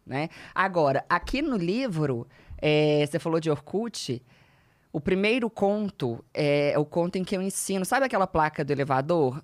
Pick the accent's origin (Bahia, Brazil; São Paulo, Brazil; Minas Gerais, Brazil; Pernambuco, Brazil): Minas Gerais, Brazil; Belo Horizonte; eu sou de Belo Horizonte